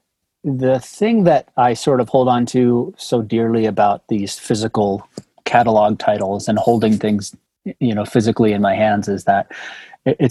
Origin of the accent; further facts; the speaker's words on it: Denver, Colorado, United States; I'm from Denver, Colorado